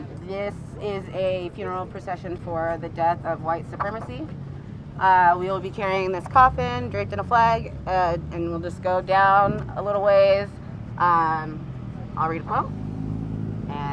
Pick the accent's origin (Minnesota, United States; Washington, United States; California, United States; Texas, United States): Washington, United States; Tacoma; we're from Tacoma. We all, like, grew up in the Hilltop area